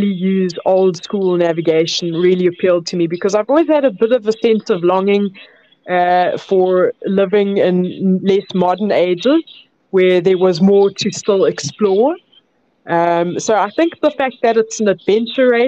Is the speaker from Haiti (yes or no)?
no; South Africa; I grew up inland in South Africa